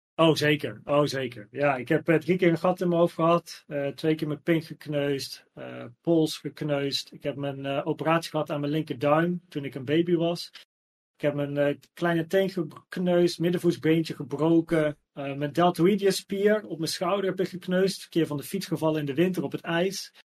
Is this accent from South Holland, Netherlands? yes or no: no; Naarden, North Holland, Netherlands; also born or lived in Blaricum; ik ben geboren in Blarikum, maar we woonden in Naarden.